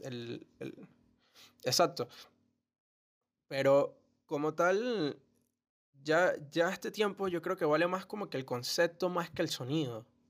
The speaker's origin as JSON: {"language": "Spanish", "country": "Venezuela", "said": "nosotros que somos de Venezuela"}